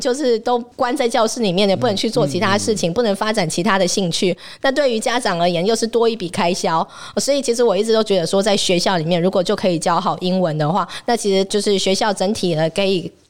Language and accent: Chinese; Taipei, Taiwan; 我是台北人。